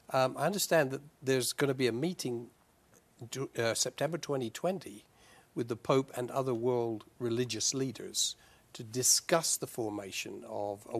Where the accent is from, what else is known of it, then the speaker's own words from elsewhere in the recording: United Kingdom; moved away; as a British person, uh, although I don't live there now, but as a British person, I was personally glad to see them get out of the European Union